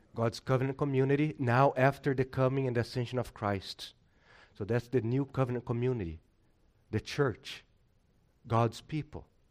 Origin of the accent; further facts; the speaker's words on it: Brazil; moved away; I'm from Brazil